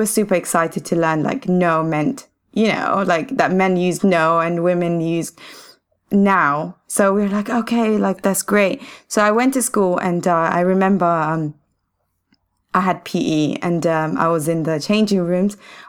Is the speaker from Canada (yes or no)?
no; Somalia; also born or lived in Saudi Arabia; now in United Kingdom; We're from Somalia. We're mixed with Somalia, and Arab, Oman. My dad is Omani and my mom is Somalian. And we basically moved from Somalia because of there was civil war there. And so we went to Saudi trying to find education.